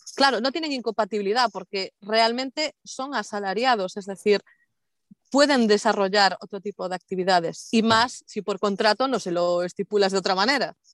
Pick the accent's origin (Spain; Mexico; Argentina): Spain; Galicia; de mi tierra